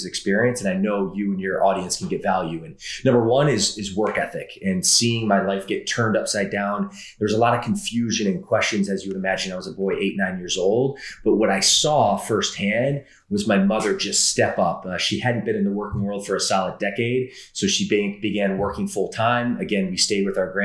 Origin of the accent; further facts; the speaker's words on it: Midwest, United States; also born or lived in Atlanta, Georgia; I typically say I'm from the Midwest. It would be true in the sense I spent 12 years there, but actually my first 10 years of life, I spent in a suburb of Atlanta, Georgia